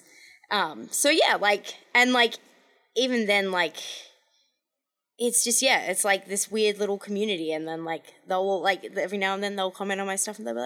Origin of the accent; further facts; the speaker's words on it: Australia; moved away; I'm Australian